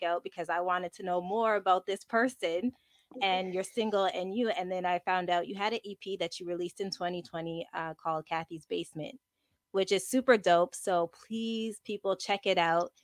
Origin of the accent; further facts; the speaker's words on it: Montreal, Quebec, Canada; I'm from I'm from Montreal.